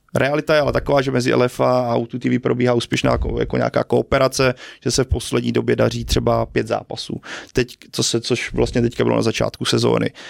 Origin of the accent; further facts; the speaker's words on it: Brno, South Moravian Region, Czechia; moved away as an adult; now in Prague, Czech Republic; rodák z Brna